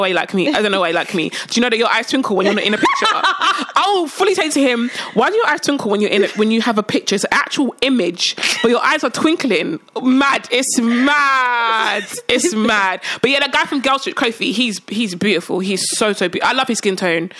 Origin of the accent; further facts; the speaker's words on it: United Kingdom; accent: British; I'm not fully Nigerian. I'm British. Mm-hmm. I've got a British accent